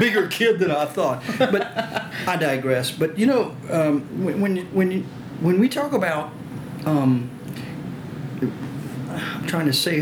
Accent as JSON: {"language": "English", "area": "Cajun", "region": "Louisiana", "country": "United States", "accent": "Cajun", "first_language": "French", "second_language": "English", "said": "I'm Cajun, which is a descendant of the immigrants around Lafayette"}